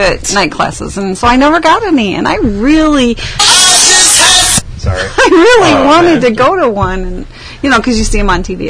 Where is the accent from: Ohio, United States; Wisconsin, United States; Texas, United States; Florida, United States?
Wisconsin, United States; Beloit; we're from Beloit.